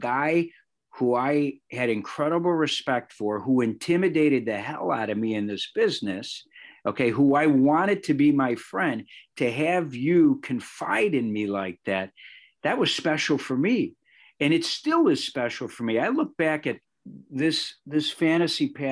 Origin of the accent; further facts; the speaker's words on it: Chicago, Illinois, United States; A Chicago kid, think about this, who grew up on the South Side, doing sports every night